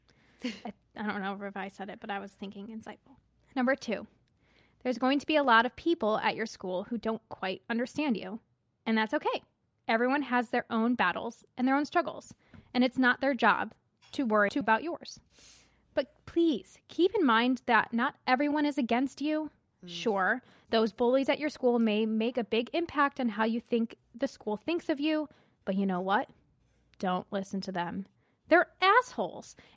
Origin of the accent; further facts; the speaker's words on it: Seattle, Washington, United States; I'm a junior in high school and I'm from Seattle.